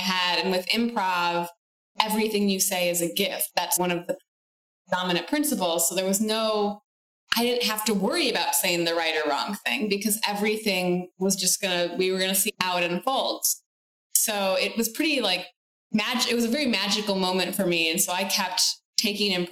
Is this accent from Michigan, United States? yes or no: yes; Michigan, United States; I grew up in Michigan and my family originated from Italy